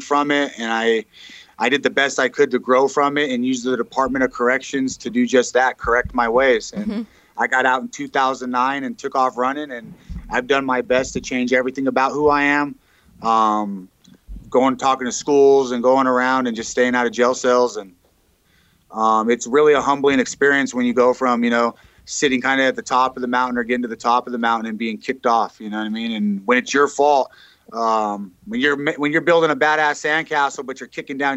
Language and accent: English; Edgewood, New Mexico, United States; I grew up in New Mexico, yep, about 30 minutes from here in a little town called Edgewood in Moriarty, just over the mountain here.